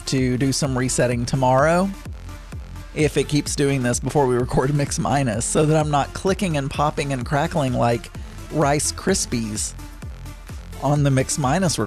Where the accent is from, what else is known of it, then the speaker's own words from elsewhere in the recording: the South, United States; I'm from the South.